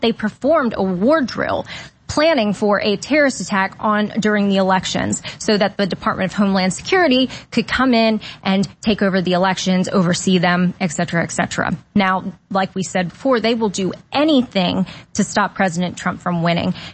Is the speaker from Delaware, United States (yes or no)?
yes; Delaware, United States; moved away as an adult; now in Florida, United States; originally from Delaware. Yep, Now I'm a Florida refugee from Delaware